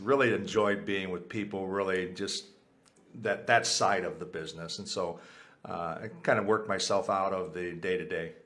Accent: United States; first language Spanish; English is a second language; my first language was Spanish. I was born in the U.S.

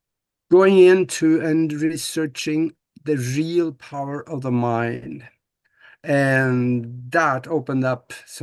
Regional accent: Norway; moved away as an adult; now in United States; I was born and raised back in Norway on a farm back there, and I was going to be a farmer.

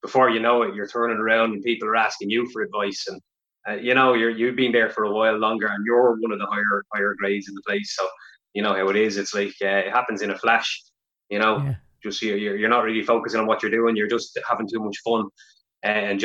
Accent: Meath, Leinster, Ireland; I'm from Mead originally

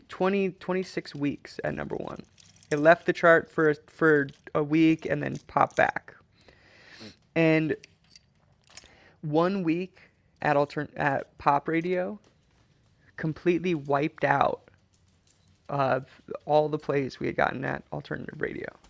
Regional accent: Trapper Creek, Alaska, United States; moved away; we lived in a cabin in Trapper Creek

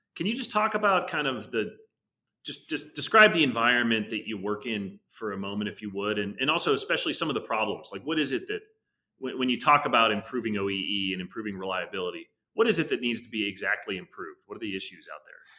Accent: Pittsburgh, Pennsylvania, United States; Pittsburgh, which is, you know, just for some context, my hometown. I grew up, you know, ten miles from, from the, uh, you know, Irvin Works mill.

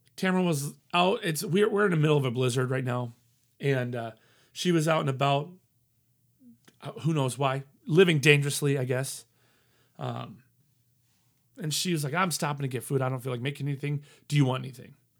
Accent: Colorado, United States; moved away; I'm from Colorado, family in Denver. So I wanted to go back home.

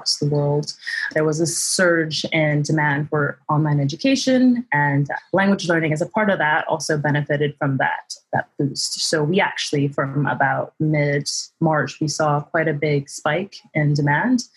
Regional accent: Canada; moved away as an adult; now in London, United Kingdom; I'm originally from Canada. I moved to London about 6 or 7 years ago now

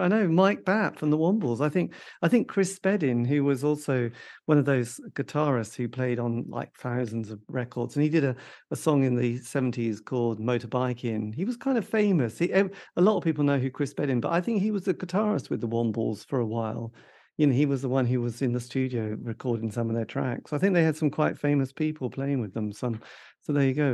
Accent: East Anglia, East of England, United Kingdom; I come from East Anglia, the depths of the countryside

